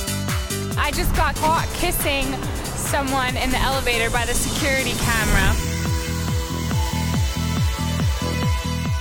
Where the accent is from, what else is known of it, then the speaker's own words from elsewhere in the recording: Orange County, upstate New York, United States; I'm from Orange County, which is a small town upstate New York